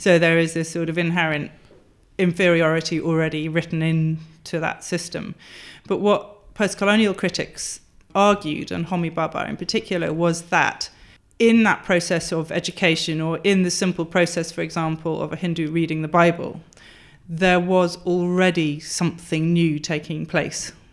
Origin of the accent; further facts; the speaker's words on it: Wales, United Kingdom; also born or lived in Durham; growing up in a Welsh-speaking area um, as the child of immigrants who were well, one English and one Czech, so the child of a refugee as well.